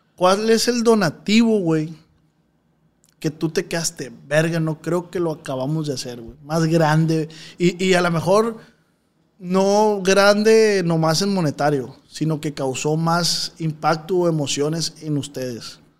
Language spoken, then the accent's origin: Spanish; Culiacán, Sinaloa, Mexico; Los que nacimos en Culecán